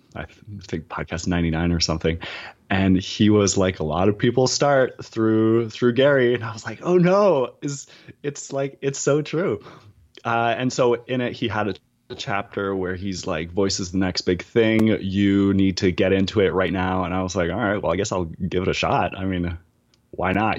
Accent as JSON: {"language": "English", "region": "New Brunswick", "country": "Canada", "moved": "yes", "lives_now": "Toronto, Canada", "said": "I'm currently based in Toronto, but I, I am Acadian. So I'm a Francophone from New Brunswick"}